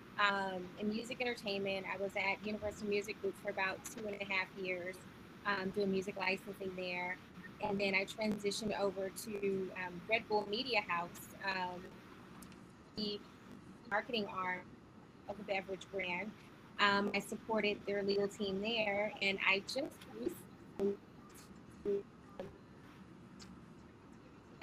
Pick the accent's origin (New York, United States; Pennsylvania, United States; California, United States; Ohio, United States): California, United States; Los Angeles; from South Central LA. I grew up there, born and raised